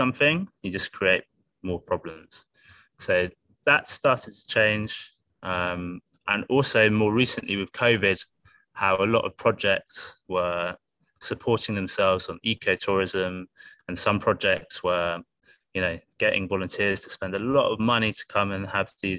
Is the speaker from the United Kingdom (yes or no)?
yes; United Kingdom; I live in I was brought up in a really beautiful place in the UK, full of wildlife by the ocean and beautiful